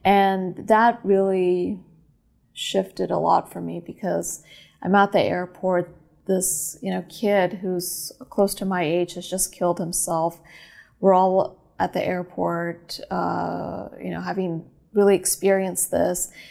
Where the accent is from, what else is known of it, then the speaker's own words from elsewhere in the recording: California, United States; also born or lived in Moscow, Russia / New York; I was born in Moscow, uh, Russia. I'm Armenian, and came to America when I was a little girl and grew up in California